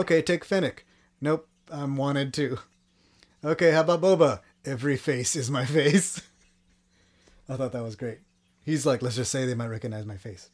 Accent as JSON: {"language": "English", "region": "Texas", "country": "United States", "said": "I'm from Texas"}